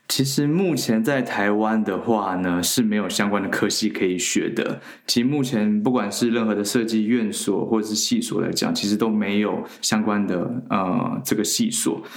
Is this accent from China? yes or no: yes; China; also born or lived in Taiwan; 我其实从小到大其实是在大陆长大的